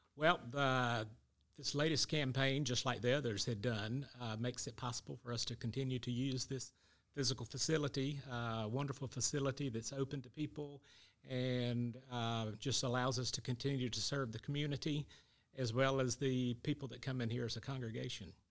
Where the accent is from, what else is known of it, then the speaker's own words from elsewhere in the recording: Athens, United States; We were all born and raised here in this church, baptized in this church